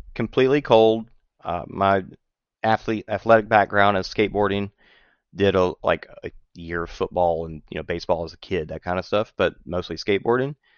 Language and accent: English; just north of New Orleans, Louisiana, United States; moved away as an adult; now in Texas, United States; grew up just north of New Orleans and moved to Texas after I got uh, when I got married